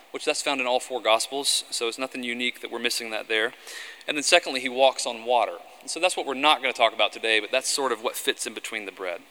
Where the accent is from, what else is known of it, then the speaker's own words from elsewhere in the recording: the South, United States; I grew up in the South